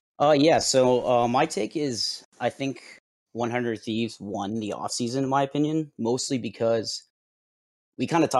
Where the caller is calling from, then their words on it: Jensen Beach, Florida, United States; I am calling from Jensen Beach, Florida.